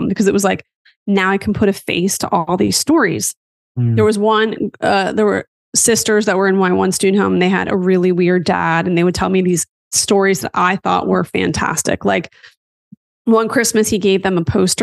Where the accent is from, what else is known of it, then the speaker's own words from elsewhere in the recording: West Chester, Pennsylvania, United States; moved away as an adult; also born or lived in Hershey, Pennsylvania / Washington, District of Columbia, United States / Virginia Beach, Virginia / Los Angeles, California; now in Orange County, United States; I grew up in a town called Westchester, which is in suburban Philly.